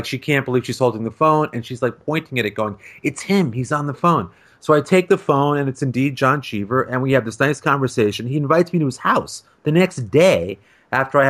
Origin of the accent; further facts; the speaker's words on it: Ossining, New York, United States; growing up in Westchester County, not far from where Jim grew up